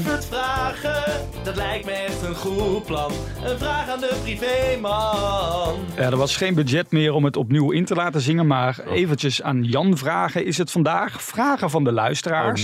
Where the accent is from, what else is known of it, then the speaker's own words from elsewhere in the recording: North Brabant, Netherlands; ik kom uit Brabant